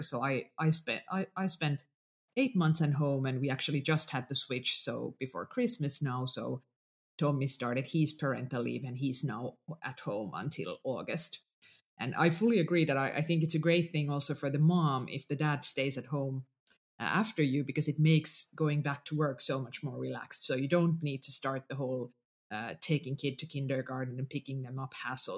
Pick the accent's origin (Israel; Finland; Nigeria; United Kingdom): Finland; first language Finnish; English is a second language; finnish is my mother tongue